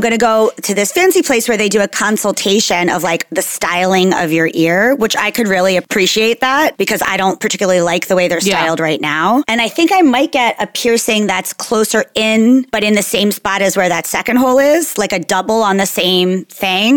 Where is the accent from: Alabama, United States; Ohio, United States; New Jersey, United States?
New Jersey, United States; I'm a girl from New Jersey in the 80s.